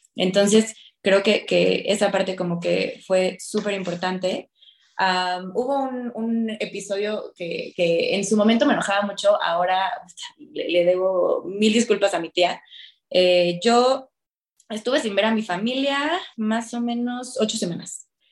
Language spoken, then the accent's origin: Spanish; Querétaro, Mexico; moved away as an adult; also born or lived in Mexico City; yo soy de Querétaro